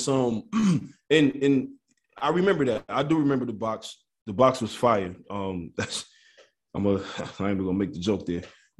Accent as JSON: {"language": "English", "town": "Detroit", "region": "Michigan", "country": "United States", "tie": "born or raised there", "said": "growing up in Detroit, they played everything on the radio."}